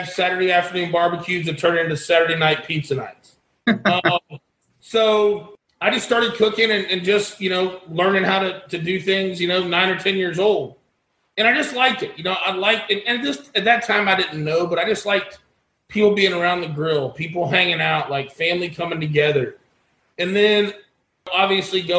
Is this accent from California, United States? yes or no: no; Lakeland, Florida, United States; here in Lakeland, my hometown, Lakeland, Florida